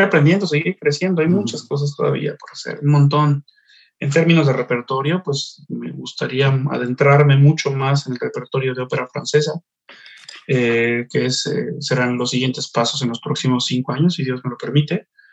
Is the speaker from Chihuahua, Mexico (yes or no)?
no; Xalapa, Veracruz, Mexico; moved away; mi tierra